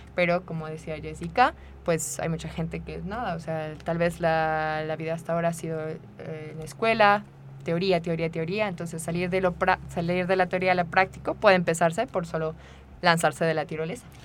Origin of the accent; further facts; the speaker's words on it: Querétaro, Mexico; moved away as an adult; also born or lived in France; now in United Arab Emirates; soy mexicana, soy de Querétaro, pero ya hace 11 años que no estoy aquí